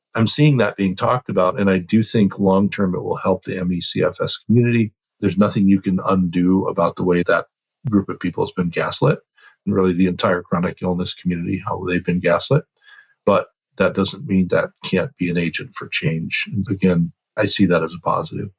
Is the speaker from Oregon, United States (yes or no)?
yes; Oregon, United States; I grew up in Oregon